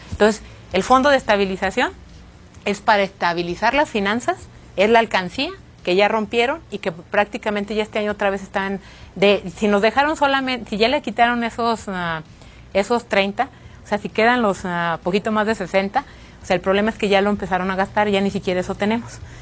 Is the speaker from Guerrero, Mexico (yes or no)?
no; Guanajuato, Mexico